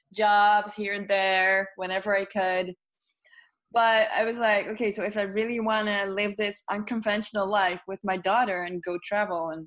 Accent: Netherlands; English is a second language; I am from the Netherlands

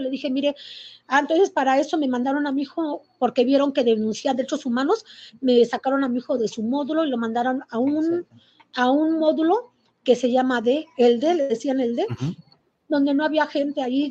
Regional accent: Querétaro, Mexico; soy de aquí de Querétaro.

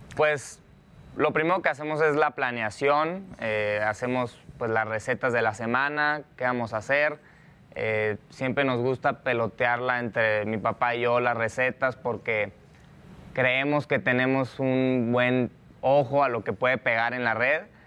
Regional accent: Hermosillo, Sonora, Mexico; yo desde chiquito soy de, de Hermosillo, de Sonora, de ahí es toda mi familia

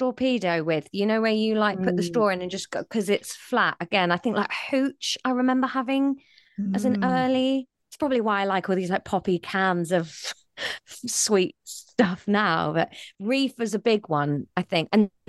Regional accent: South West England, United Kingdom; born or raised there

